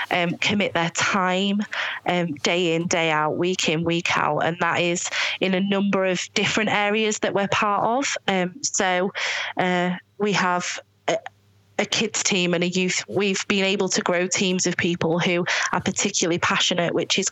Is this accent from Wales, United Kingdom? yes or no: no; Scunthorpe, Yorkshire and the Humber, United Kingdom; moved away; I'm from Scunthorpe, we are foreigners in our community